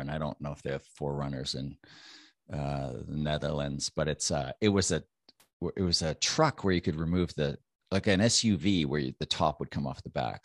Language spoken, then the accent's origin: English; Canada; I'm Canadian